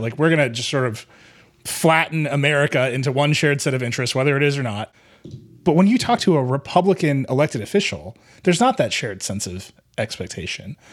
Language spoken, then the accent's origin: English; Wisconsin, United States; my home state